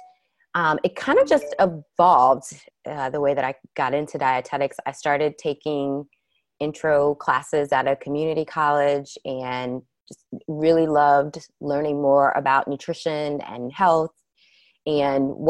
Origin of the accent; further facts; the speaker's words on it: Atlanta, Georgia, United States; I grew up in Atlanta